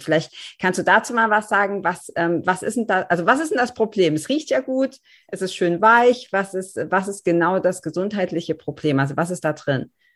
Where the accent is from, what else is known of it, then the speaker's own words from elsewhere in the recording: Germany; als Deutsche oder hier in unseren Breitengraden